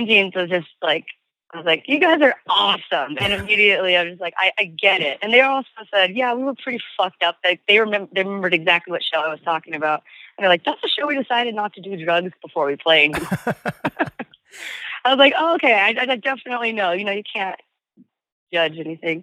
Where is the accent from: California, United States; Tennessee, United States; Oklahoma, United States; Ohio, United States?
California, United States; Southern; we've growing up in Southern California